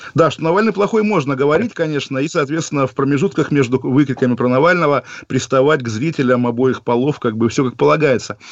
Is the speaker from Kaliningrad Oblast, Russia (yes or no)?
yes; Kaliningrad, Kaliningrad Oblast, Russia; Я сам прекрасно помню, как в Калининграде